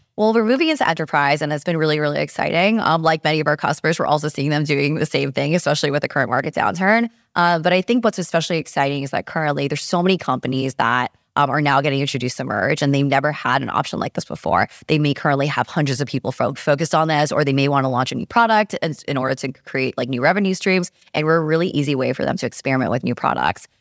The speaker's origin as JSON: {"language": "English", "region": "New York", "country": "United States", "also_born_or_lived": "San Francisco", "said": "I'm just a New Yorker"}